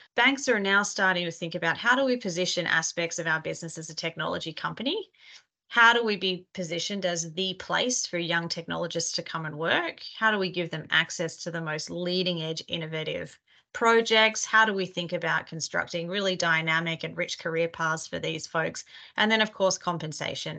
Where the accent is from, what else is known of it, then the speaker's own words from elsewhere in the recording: Australia; accent: Australian; now in New York, United States; I am a partner in our workforce advisory practice out of New York, Australian originally, you might be able to tell from my accent.